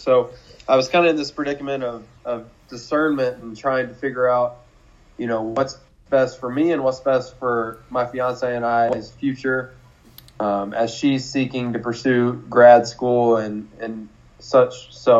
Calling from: Fort Wayne, Indiana, United States; I'm joining you from my home here in Fort Wayne, Indiana.

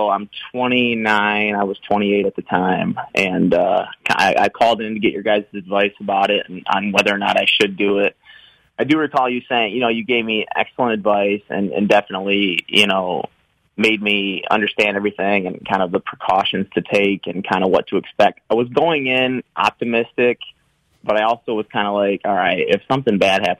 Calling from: Grand Rapids, Michigan, United States; I'm calling from Grand Rapids, Michigan.

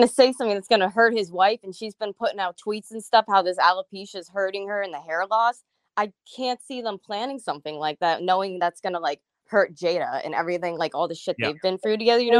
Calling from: Pennsylvania, United States; I'm calling in from Pennsylvania tonight.

